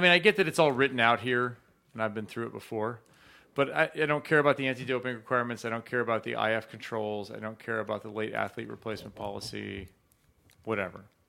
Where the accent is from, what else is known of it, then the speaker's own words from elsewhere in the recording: Chicago, Illinois, United States; growing up in Chicago